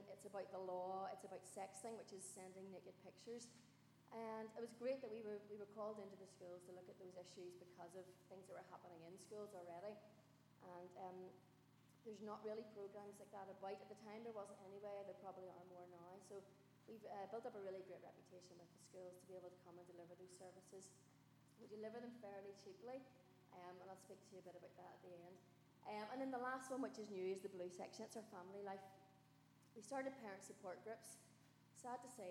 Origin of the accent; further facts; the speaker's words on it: Carrickfergus, Northern Ireland, United Kingdom; I'm just ordinary from Carrick